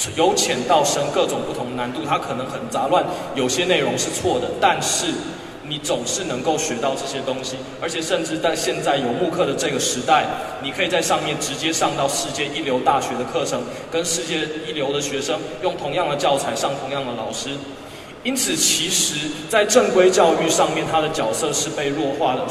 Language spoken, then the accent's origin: Chinese; Taiwan; 我是从台湾来的